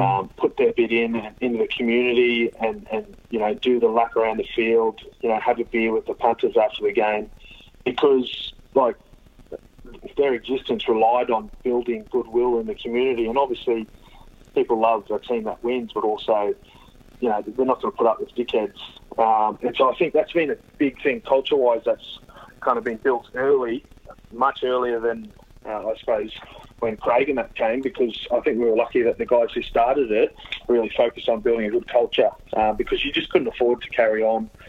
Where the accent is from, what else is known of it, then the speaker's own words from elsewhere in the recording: Queensland, Australia; also born or lived in Sydney / Townsville / Gladstone / Brisbane; I got up to Townsville uh, before I turned one. Uh, at seven years there, uh, four years in Central Queensland in, in Gladstone there, and then got to Villanova in grade nine